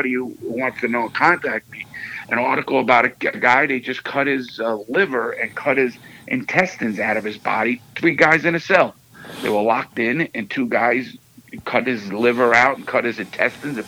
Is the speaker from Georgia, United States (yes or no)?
no; New York City, New York, United States; I grew up in the Bronx in Brooklyn, New York.